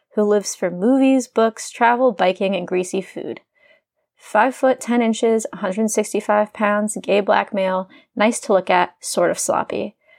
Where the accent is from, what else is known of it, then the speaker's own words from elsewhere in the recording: Indiana, United States; sitting at a bar in my hometown in Indiana